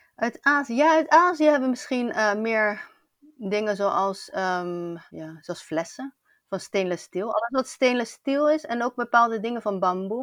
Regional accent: Rotterdam, South Holland, Netherlands; moved away as an adult; now in Barcelona, Spain; ik ben in Rotterdam geboren en ik woon nu al sinds jaar in, eh, in Barcelona.

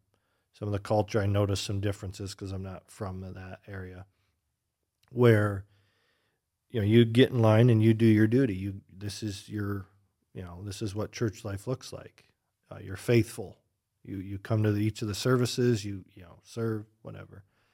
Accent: Oregon, United States; now in Michigan, United States; Growing up in Oregon, they had no conception of another church of any stripe.

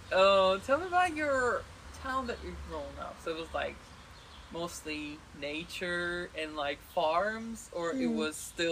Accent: Iran; moved away as an adult; now in Germany

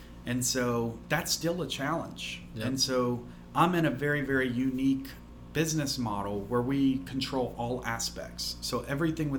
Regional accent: Alabama, United States; I'm from Alabama

